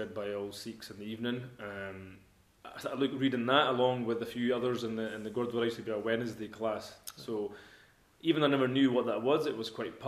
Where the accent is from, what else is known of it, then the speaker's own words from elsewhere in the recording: Edinburgh, Scotland, United Kingdom; I was brought up in Edinburgh, actually in Leith, lived in Leith all my life